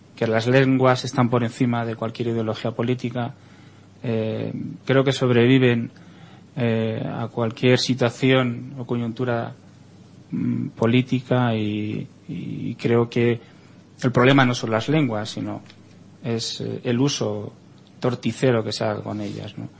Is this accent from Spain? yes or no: yes; Spain; como español